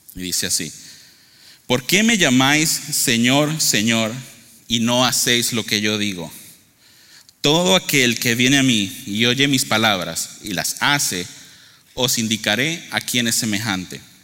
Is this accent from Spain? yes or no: no; Venezuela; moved away; yo soy originario de Venezuela.